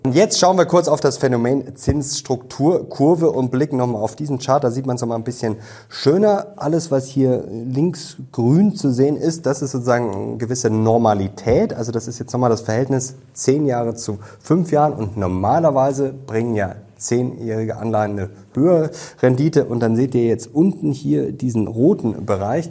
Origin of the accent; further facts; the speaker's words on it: Germany; bei uns in Deutschland